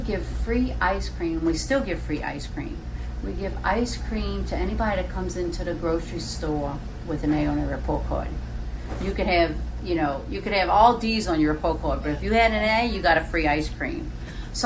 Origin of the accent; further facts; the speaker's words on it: St. Bernard, Louisiana, United States; also born or lived in New Orleans; We were born and raised in New Orleans. I was raised in St. Bernard